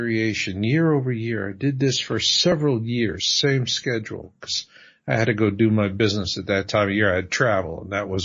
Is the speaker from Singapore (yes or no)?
no; Phoenix, Arizona, United States; I grew up in Phoenix